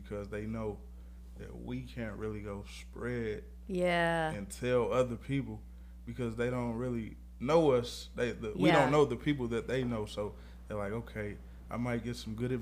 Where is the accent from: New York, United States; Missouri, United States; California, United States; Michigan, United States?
Missouri, United States; St. Louis; It's where I'm from. I'm from St. Louis, Missouri